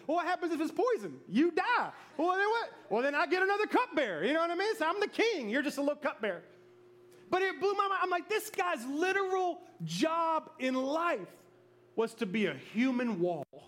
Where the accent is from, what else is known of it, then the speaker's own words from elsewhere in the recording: Memphis, Tennessee, United States; moved away; I was from Memphis